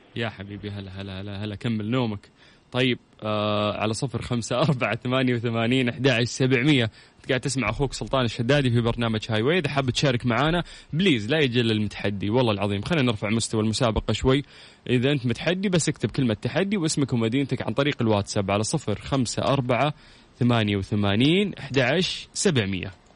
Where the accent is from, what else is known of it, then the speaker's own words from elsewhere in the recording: Saudi Arabia; عندنا في السعوديه